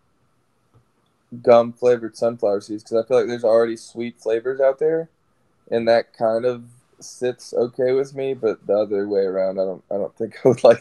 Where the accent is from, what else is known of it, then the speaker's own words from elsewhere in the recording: Savannah, Georgia, United States; also born or lived in Arlington, Texas; I moved to Savannah when I was in like fourth grade, and I've been here ever since.